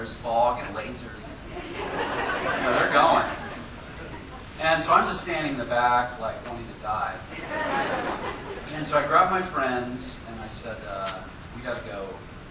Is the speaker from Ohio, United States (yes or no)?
yes; Columbus, Ohio, United States; now in Denver, United States; I'm originally from Columbus, Ohio, home of the Ohio State University.